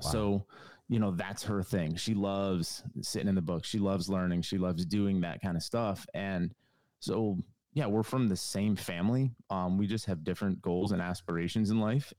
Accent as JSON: {"language": "English", "region": "Connecticut", "country": "United States", "tie": "born or raised there", "moved": "as an adult", "lives_now": "North Carolina, United States", "said": "I'm from New England, from Connecticut. Um, lived there for the majority or the beginning part of my life"}